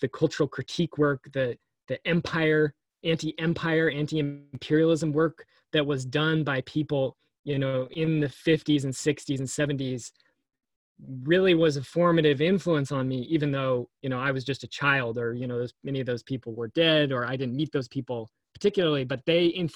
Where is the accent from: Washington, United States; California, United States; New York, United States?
Washington, United States; Seattle; I grew up in Seattle